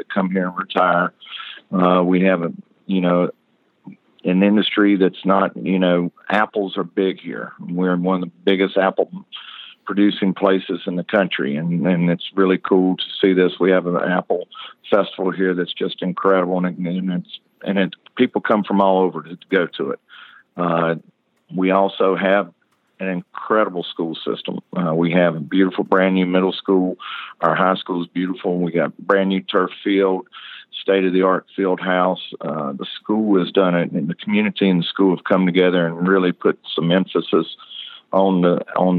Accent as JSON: {"language": "English", "region": "Southern United States", "country": "United States", "also_born_or_lived": "Virginia / Kentucky", "accent": "southern", "lives_now": "Ellijay, United States", "said": "I have had a southern accent a long time"}